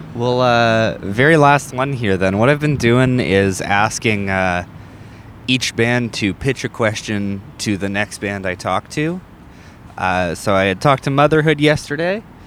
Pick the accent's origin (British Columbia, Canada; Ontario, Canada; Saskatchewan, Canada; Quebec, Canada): Saskatchewan, Canada; North Battleford; moved away as an adult; I grew up in North Battleford, right, which is about the same size